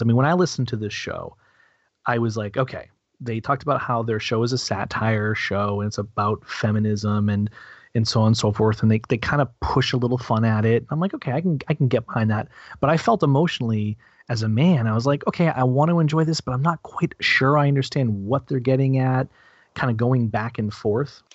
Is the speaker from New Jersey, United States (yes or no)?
no; New Hampshire, United States; I'm also a na- native New Hampshireite